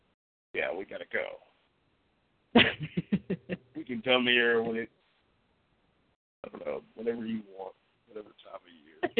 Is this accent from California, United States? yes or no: yes; Oakland, California, United States; It's like, yeah, I'm from East Oakland, and I'm like, oh, my God, no. I was glad to leave when I did.